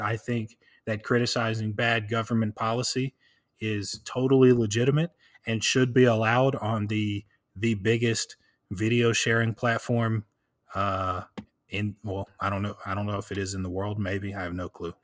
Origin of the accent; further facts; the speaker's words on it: Tennessee, United States; I'm from Tennessee.